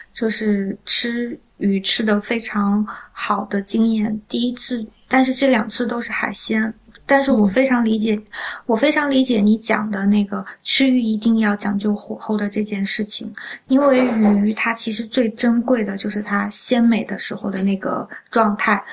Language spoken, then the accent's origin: Chinese; southwestern Shandong, China; 我是在就是鲁西南长大的